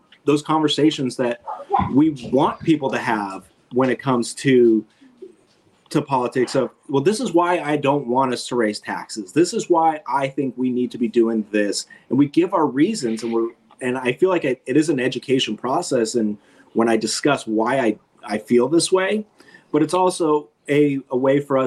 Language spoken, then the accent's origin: English; California, United States; now in Covington, United States; I'm from California originally